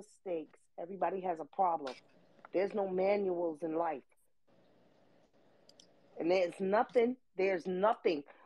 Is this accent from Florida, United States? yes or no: no; New York, United States; moved away; I'm from New York